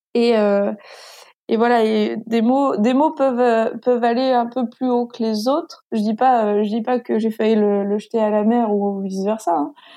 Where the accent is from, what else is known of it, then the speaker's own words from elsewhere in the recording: Granville, Normandy, France; je suis je suis de Grandville ville